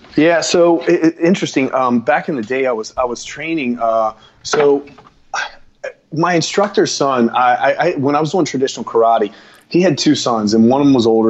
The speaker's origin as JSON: {"language": "English", "town": "Florence", "region": "Kentucky", "country": "United States", "tie": "born or raised there", "also_born_or_lived": "Cincinnati, Ohio", "said": "born in Kentucky, but and I'm and I'm from Kentucky"}